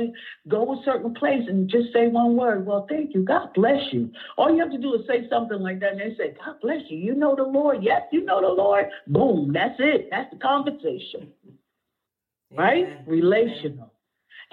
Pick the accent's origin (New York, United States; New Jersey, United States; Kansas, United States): New Jersey, United States; Asbury Park; also born or lived in Neptune, New Jersey; now in Brick, United States; I grew up in Asbury. I ran the streets in Asbury, Neptune